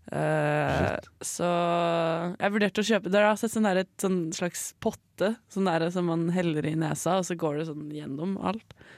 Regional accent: Raufoss, Innlandet, Norway; moved away; på Raufoss. Å, ja. Der jeg bodde hjemme.

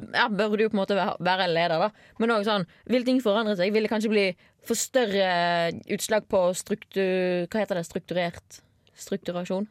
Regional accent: Bergen, Vestland, Norway; accent: Bergen dialect; moved away; før jeg flyttet fra Bergen og folk begynte å påpeke Du er sykt typisk sånn bergenser

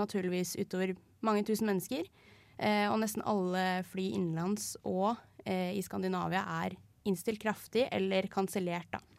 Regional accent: Lørenskog, Akershus, Norway; now in Trondheim, Norway; Er egentlig fra Lørenskog, men nå er jeg her

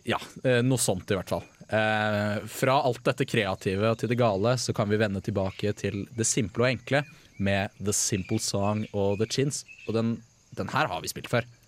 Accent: Bærum, Akershus, Norway; also born or lived in Red Lake Falls, Minnesota, United States; jeg er jo fra Bærum

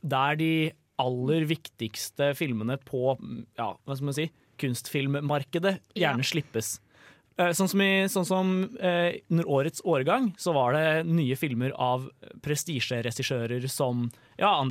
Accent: Trøndelag, Norway; Jeg er trønder

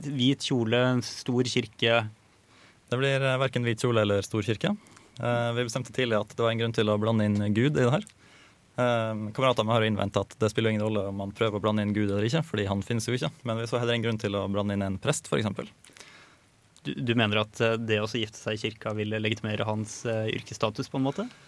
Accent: Molde, Møre og Romsdal, Norway; now in Trondheim, Norway; jeg kommer fra Molde, som er en eh, liten by utafor bygda som du kommer fra.

